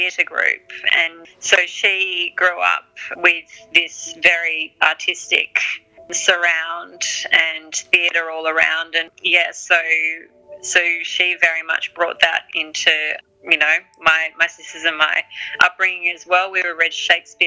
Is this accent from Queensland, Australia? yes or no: no; Sydney, New South Wales, Australia; moved away as an adult; now in Antwerp, Belgium; she was a new mum in this new country in Sydney, where I grew up in Australia